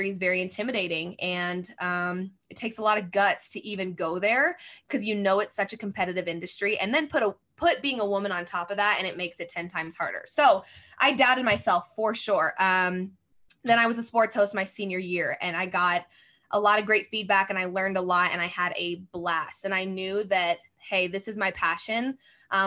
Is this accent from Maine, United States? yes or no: no; Colorado, United States; moved away as an adult; also born or lived in Fort Worth, Texas; I was born and raised in Colorado